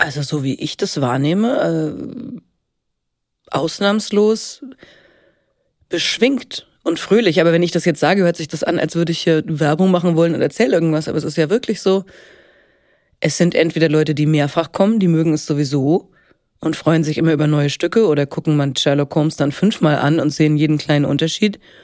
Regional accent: Helmbrechts, Bavaria, Germany; moved away as an adult; now in Marburg, Germany; Ich komme aus äh, gebürtig aus Oberfranken, aus Helmbrechts

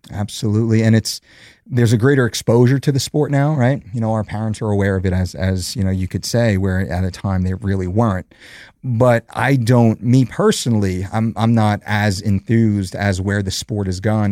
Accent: New Jersey, United States; also born or lived in West Coast; born and raised in New Jersey, Jersey boy

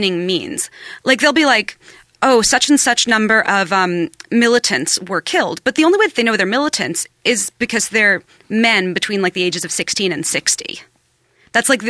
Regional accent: New York, United States; I was born in New York

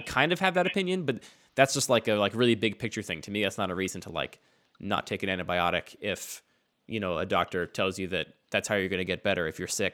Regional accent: outside of Philadelphia, Pennsylvania, United States; I grew up outside of Philadelphia

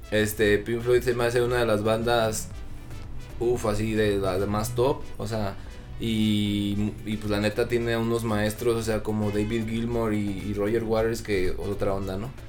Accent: Mexico; hay veces que uno lo trata de hacer, pero como buen mexicano nos gusta ir experimentando e ir este sacando mexicanadas nuevas

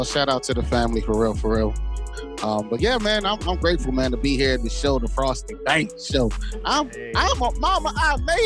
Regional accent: Jacksonville, Florida, United States; also born or lived in Marietta, Georgia; now in Baltimore, United States; Jacksonville, Florida, my hometown

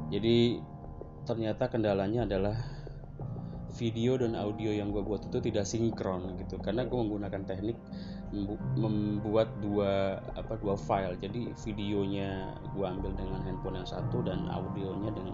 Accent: Cikarang, West Java, Indonesia; harusnya setiap gue libur tuh gue harus pulang ke kampung halaman gue di Cikarang

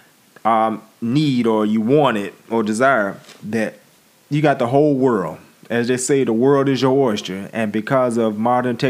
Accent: Pensacola, Florida, United States; I'm a dude from Pensacola, Florida

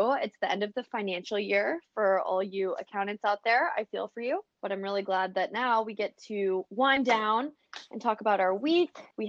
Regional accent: Oregon, United States; also born or lived in Denver, Colorado; now in Melbourne, Australia; I tell her I'm from Denver, Colorado, originally from Oregon.

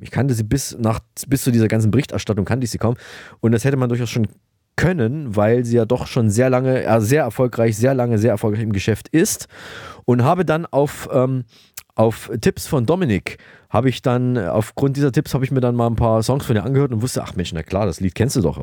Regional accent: Thuringia, Germany; ihre und auch meine Heimat, Thüringen

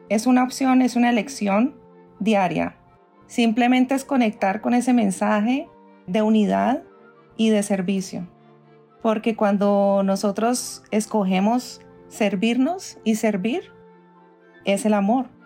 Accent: Cali, Valle del Cauca, Colombia; now in New York, United States; soy caleña primero que todo tierra, sí colombiana caleña vivo en este momentico en Estados Unidos en Nueva York hace 20 años.

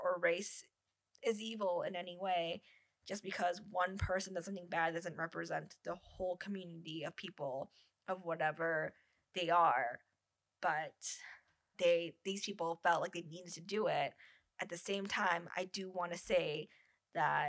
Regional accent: United States; now in Canada; as an American who lives in Canada

